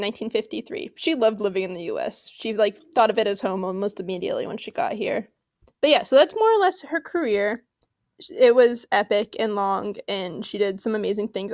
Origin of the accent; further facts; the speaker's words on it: Los Angeles, California, United States; I grew up in Los Angeles